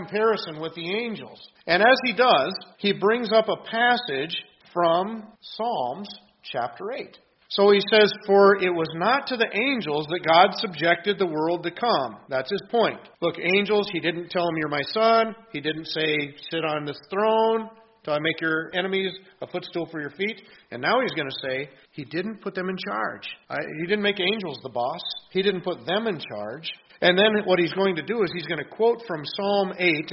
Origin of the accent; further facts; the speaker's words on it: Washington, United States; moved away; where I grew up out in Washington State